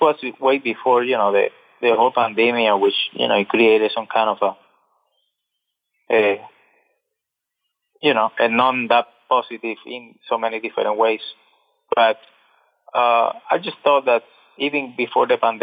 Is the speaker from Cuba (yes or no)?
yes; Cuba; I'm from Cuba